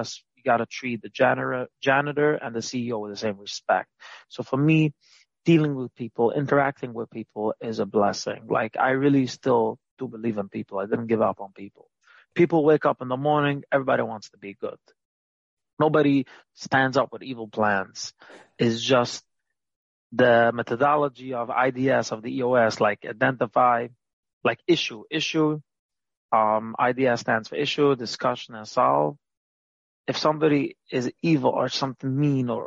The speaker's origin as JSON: {"language": "English", "town": "New York City", "region": "New York", "country": "United States", "tie": "born or raised there", "said": "I grew up in Brooklyn, Williamsburg, Brooklyn"}